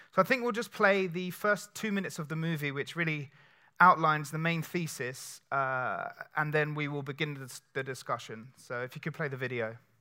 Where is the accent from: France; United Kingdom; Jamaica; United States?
United Kingdom; England; we're two English guys